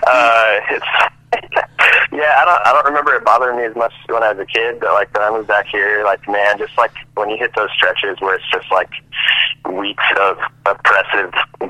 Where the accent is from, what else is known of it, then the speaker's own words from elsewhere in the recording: Loveland, Colorado, United States; also born or lived in Caldwell, Idaho; Yeah, I am. So we hopped around a bit. So I was born in Loveland, and we lived there until I was about four. Then we moved. Actually, lived in Idaho for a couple years.